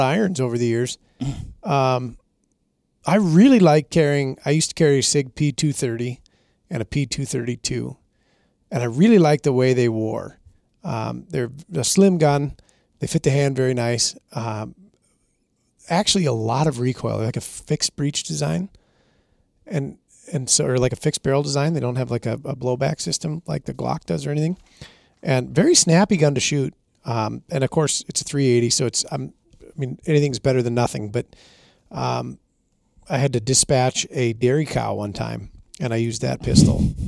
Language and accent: English; Minnesota, United States; I'm from Minnesota, we had a moose hunt in Minnesota until two thousand thirteen.